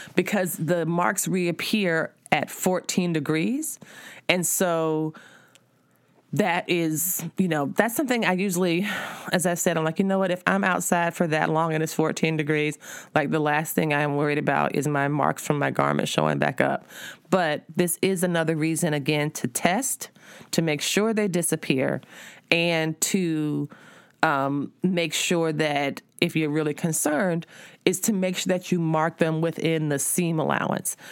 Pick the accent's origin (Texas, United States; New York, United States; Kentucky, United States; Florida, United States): Florida, United States; South; I'm from South Florida